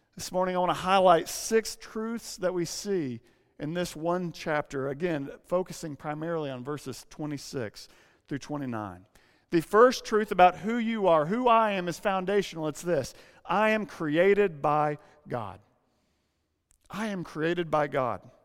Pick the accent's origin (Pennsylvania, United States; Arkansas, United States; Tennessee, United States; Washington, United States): Arkansas, United States; now in San Francisco, United States; When I say Arkansas